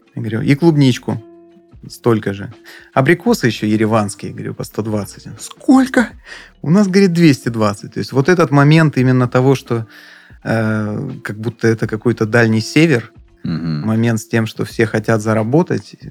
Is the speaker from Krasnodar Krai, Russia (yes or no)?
yes; Adler, Krasnodar Krai, Russia; мы, естественно, как и все, а, адлерские, сдавали квартиру летом